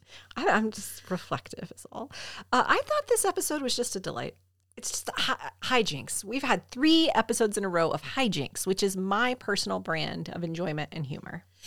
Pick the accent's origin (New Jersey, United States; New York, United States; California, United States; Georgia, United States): Georgia, United States; Southern United States; as a Southerner